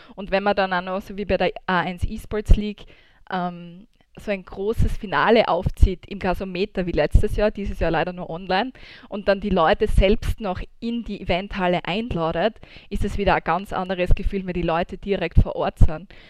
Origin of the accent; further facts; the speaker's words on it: Austria; Bei uns in Österreich